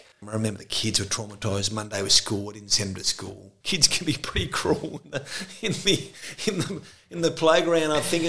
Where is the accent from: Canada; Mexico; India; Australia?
Australia; Tasmania; Growing up in Tasmania in the northwest coast